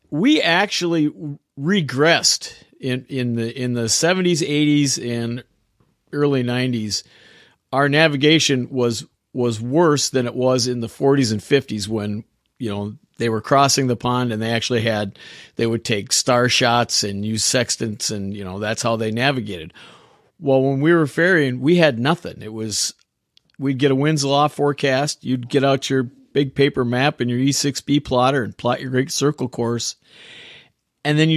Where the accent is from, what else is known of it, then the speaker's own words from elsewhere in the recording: Minneapolis, Minnesota, United States; I grew up in a suburb just on the north side of Minneapolis, and I'm still not far. I'm in Wisconsin now, but right across the border